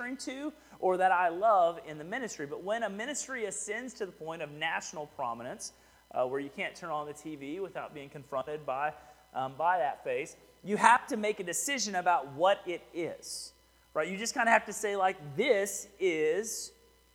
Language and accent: English; Houston, Texas, United States; now in Rockdale, United States; I'm from Houston